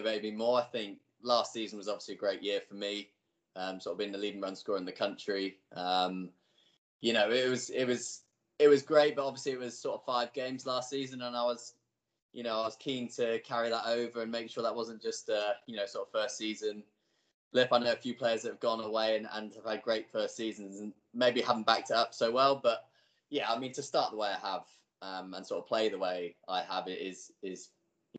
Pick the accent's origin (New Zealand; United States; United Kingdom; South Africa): United Kingdom; Cornwall, South West England; moved away; growing up in Cornwall, I know we're very, very proud of being Cornish.